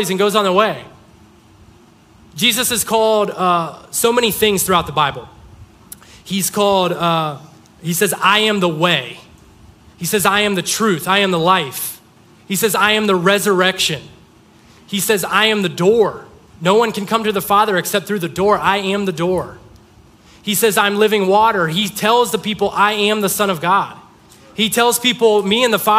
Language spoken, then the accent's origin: English; Mogadore, Ohio, United States; I'm from Mogador, population 3,000.